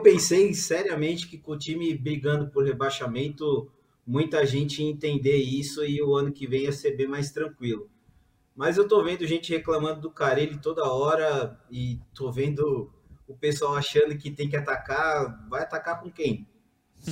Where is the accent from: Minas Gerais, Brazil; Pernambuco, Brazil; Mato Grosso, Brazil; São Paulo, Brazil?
São Paulo, Brazil; eu que sou de São Paulo